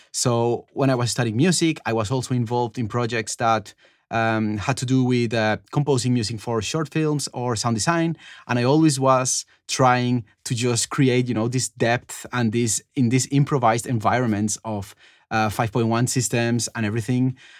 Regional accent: Cali, Valle del Cauca, Colombia; moved away; I'm from Cali. It's like the third city of Colombia

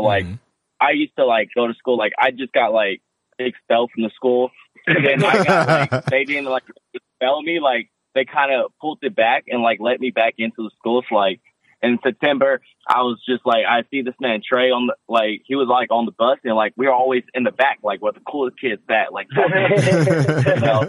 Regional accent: Los Angeles, California, United States; moved away; I used to live in L.A. I'm from California, from South Central

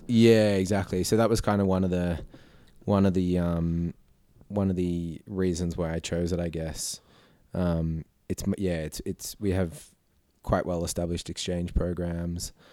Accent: Blue Mountains, New South Wales, Australia; also born or lived in Sydney; I sort of did did most of my growing up as a kid out in the Blue Mountains

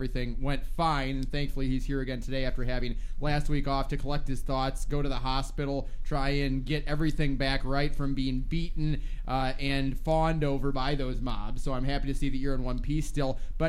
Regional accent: Minnesota, United States; I'm from Minnesota.

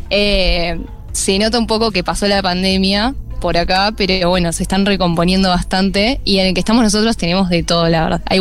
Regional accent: Lomas de Zamora, Buenos Aires Province, Argentina; Yo soy de Buenos Aires, de zona sur, de Lomas de Zamora.

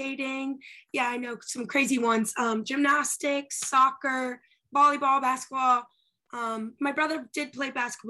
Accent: Andover, Massachusetts, United States; moved away as an adult; also born or lived in Miami, Florida; I am from Andover, Massachusetts. It's a small town, 30 minutes of Boston in Massachusetts

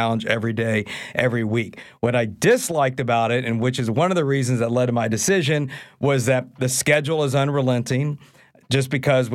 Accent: Houston, Texas, United States; moved away as an adult; also born or lived in Oklahoma; now in New Orleans, United States; I'm originally from Houston, Texas. And growing up in Houston

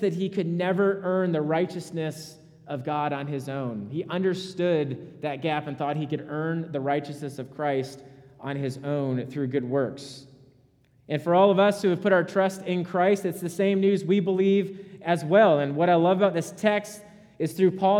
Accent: Rhode Island, United States; moved away; I'm from Rhode Island.

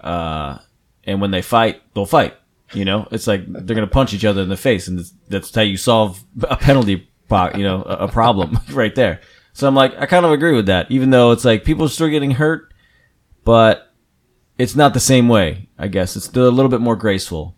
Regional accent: New Jersey, United States; I'm from New Jersey

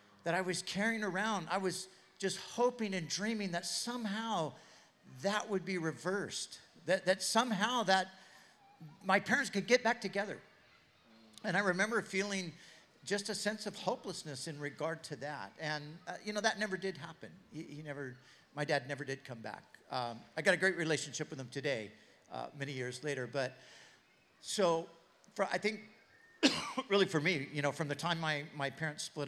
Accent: Southern California, United States; I grew up in Southern California

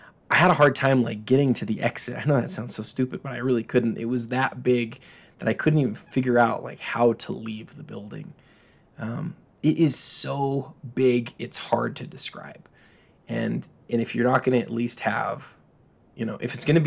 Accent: Salt Lake City, Utah, United States; I'm from Salt Lake

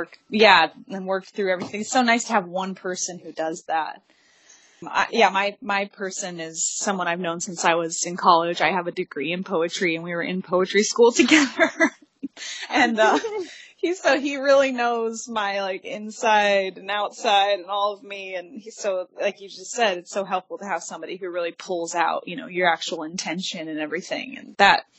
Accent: Detroit, Michigan, United States; I was born in Detroit

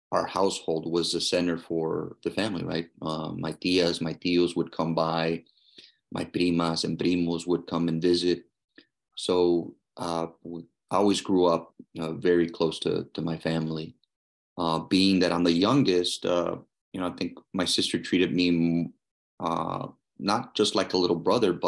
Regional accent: Edinburg, Texas, United States; now in Bristol, United States; I grew up in the Rio Grande Valley as well, town named Edinburgh, Texas, about what, 20 minutes from the border

